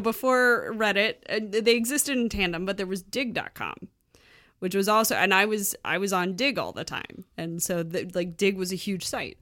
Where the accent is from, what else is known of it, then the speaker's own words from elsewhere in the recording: United States; now in Quebec, Canada; as an American